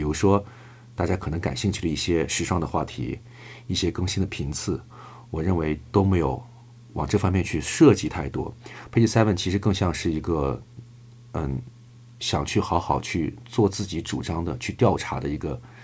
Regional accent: China; also born or lived in Germany; 我当时是唯一的中国人

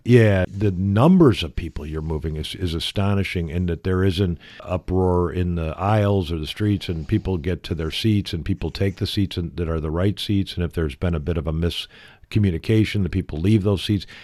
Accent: United States; moved away; growing up in America

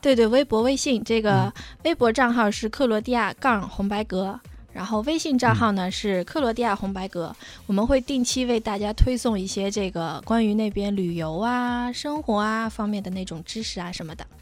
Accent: China; 我们是来自中国的

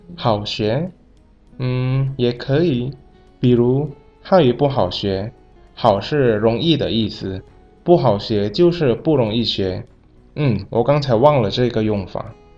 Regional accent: Indonesia; 我是来自印尼的

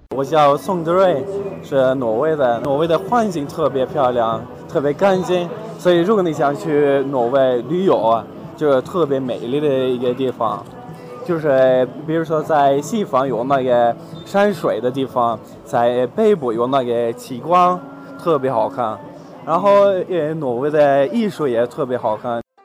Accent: Egypt; Chinese is a second language; moved away; 就是我们生活都靠尼罗河。如果你来埃及的话，埃及人都是很热情

